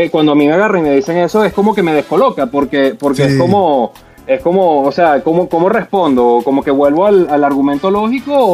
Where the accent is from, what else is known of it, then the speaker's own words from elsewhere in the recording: Venezuela; moved away; todos somos venezolanos